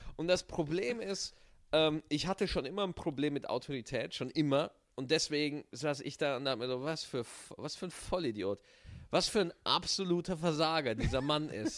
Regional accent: Bavaria, Germany; meine Kindheit in Bayern

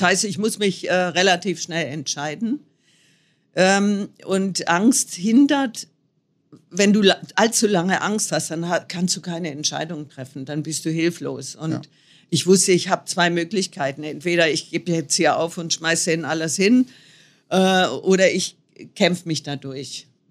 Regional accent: North Hesse, Germany; Nordhessen, wo ich herkomme

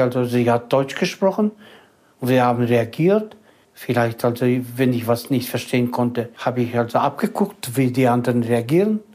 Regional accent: Kazakhstan; moved away as an adult; also born or lived in Germany; Zu Hause waren wir Kasachen, pur

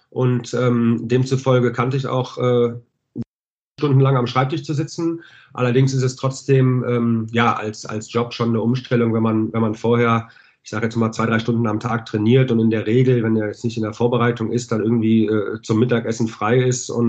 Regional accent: Düsseldorf, North Rhine-Westphalia, Germany; weil ich ähm, bin auch Düsseldorfer, bin hier geboren, habe mit vier Jahren angefangen, bei der DEG Eishockey zu spielen

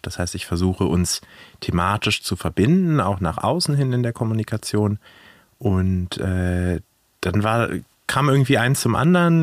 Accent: Hanover, Lower Saxony, Germany; accent: Hochdeutsch; now in Frankfurt, Germany; Ich komme ursprünglich aus Hannover, deswegen spreche ich auch ein wunderschönes Hochdeutsch

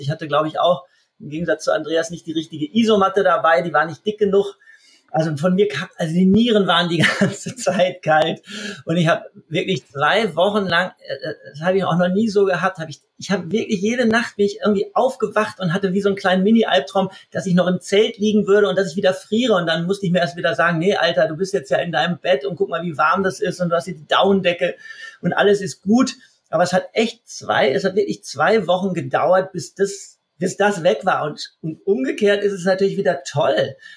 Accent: Essen, North Rhine-Westphalia, Germany; moved away as an adult; also born or lived in Munich; ich bin aus Essen, bin aus dem Ruhrgebiet, als ich dann weggegangen bin nach München

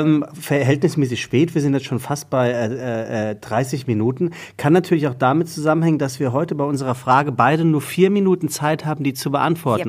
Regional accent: Taunus, Hesse, Germany; also born or lived in Frankfurt; Ich bin geboren äh, 1979 in einem Sommermonat in Frankfurt. Ähm, und ich bin aufgewachsen im Taunus, das ist unweit von Frankfurt.

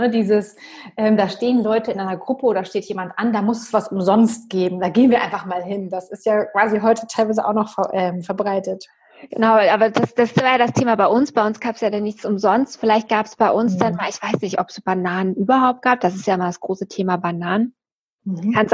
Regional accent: Germany; ich bin aus ja. Nordosten von Berlin, ich bin Ossi, wir sind beide so ungefähr zehn gewesen, als die Mauer gefallen ist

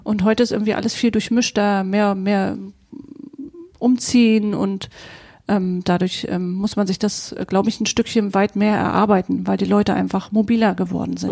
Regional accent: Western Pomerania, Mecklenburg-Vorpommern, Germany; moved away; Wir kommen beide aus Vorpommern und hatten beide unsere Dreiviertelstunde, Stunde zu fahren, bis wir auf der Insel Usedom war

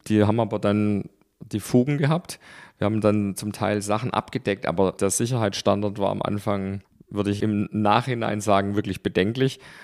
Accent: Stuttgart, Baden-Württemberg, Germany; in Stuttgart. Da haben wir gewohnt in den Weinbergen

